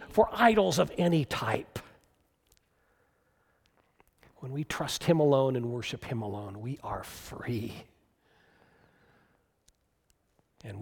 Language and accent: English; United States; American Christians